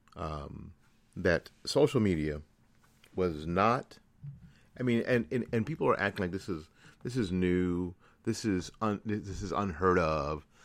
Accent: Tennessee, United States; I'm from Tennessee

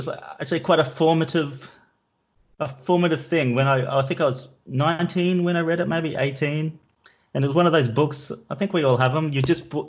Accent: Logan, Queensland, Australia; moved away as an adult; also born or lived in Brisbane, Australia; now in Amsterdam, Netherlands; I'm from Brisbane originally, but I actually live in Amsterdam. I moved to Amsterdam about 10 years ago.

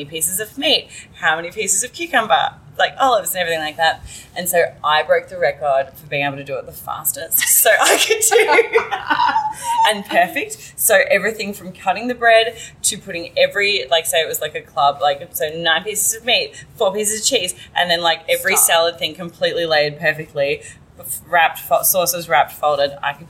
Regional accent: Melbourne, Victoria, Australia; accent: Australian; moved away as an adult; now in United States; But no, so I'm from Melbourne. Amazing. Originally, yeah. So I've been here for awesome. 5.5 years.

